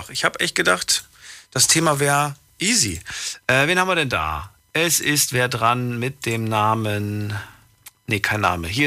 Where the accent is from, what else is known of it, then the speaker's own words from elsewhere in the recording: St. Ingbert, Saarland, Germany; aus St. Ingbert.